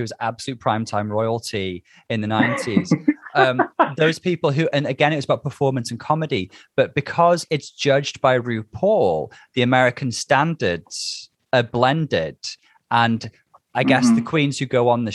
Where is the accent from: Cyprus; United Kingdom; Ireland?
United Kingdom; Bangor, Wales; now in Liverpool, United Kingdom; I'm from Bangor in North Wales